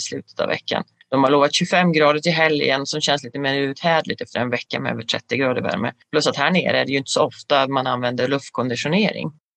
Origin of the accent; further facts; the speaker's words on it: Västerbotten County, Sweden; now in Kreuzlingen, Switzerland; Jag som västerbottning